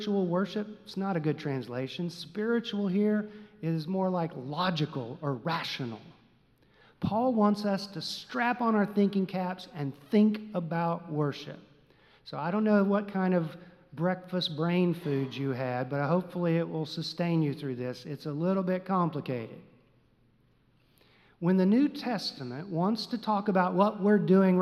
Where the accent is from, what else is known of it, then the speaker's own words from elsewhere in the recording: Texas, United States; Growing up in Texas, we knew nothing of the terms pop and soda and soft drink